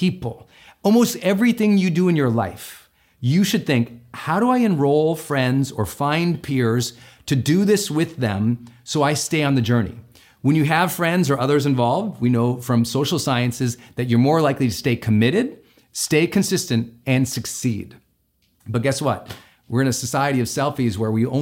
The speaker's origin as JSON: {"language": "English", "region": "Montana", "country": "United States", "tie": "born or raised there"}